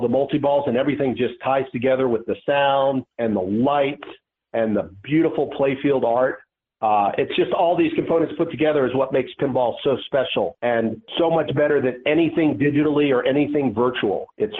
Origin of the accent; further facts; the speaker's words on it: Atlanta, Georgia, United States; I grew up in Atlanta